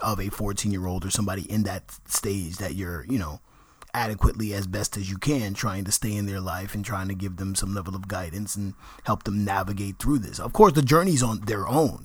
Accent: New York, United States; people in my neighborhood in Washington Heights who didn't speak English.

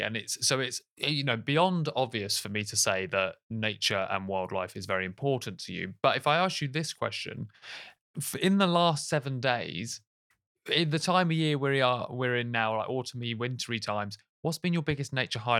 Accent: London, United Kingdom; as a Londoner

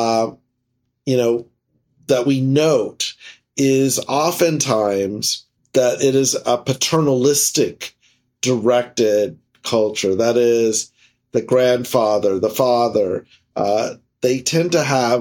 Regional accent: Louisiana, United States; now in Florida, United States; I spoke Spanish with my family, my parents, aunts, uncles, and English with my brothers and sisters as I grew up in Louisiana

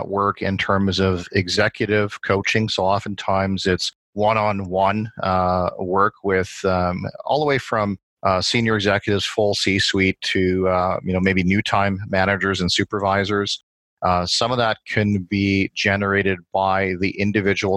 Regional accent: Saskatchewan, Canada; moved away as an adult; now in Edmonton, Canada; Born and raised in Saskatchewan

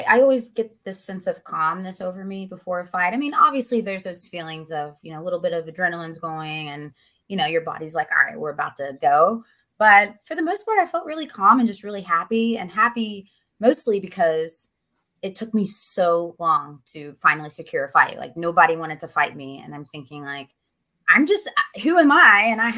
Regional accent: West Virginia, United States; moved away; also born or lived in Myrtle Beach, South Carolina / Ohio / Cincinnati, Ohio / Pennsylvania; I'm originally from West Virginia, but most of my family lives in Ohio now

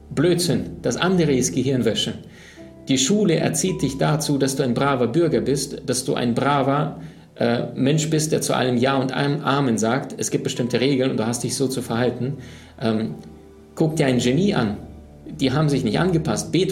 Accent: Siberia, Russia; born there; Ähm, meine Oma lebt in Sibirien. Ähm, deswegen auch, ich bin in Sibirien geboren.

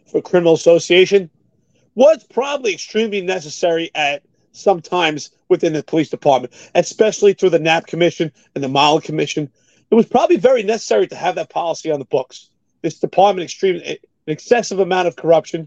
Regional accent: New York City, New York, United States; I grew up in New York City, just like you, extremely poor

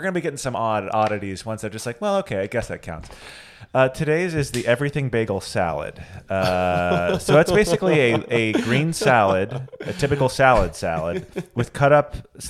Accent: Atlanta, Georgia, United States; I'm from Atlanta, okay?

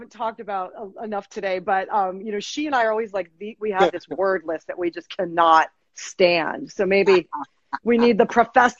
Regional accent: Fairfield, Connecticut, United States; At Fairfield U, my hometown, Fairfield, Connecticut.

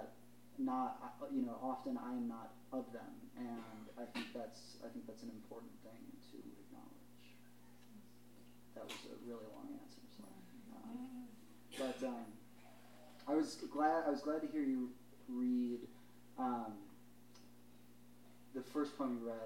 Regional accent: Chicago, Illinois, United States; moved away as an adult; now in Philadelphia, United States; growing up in the Midwest, living in Chicago

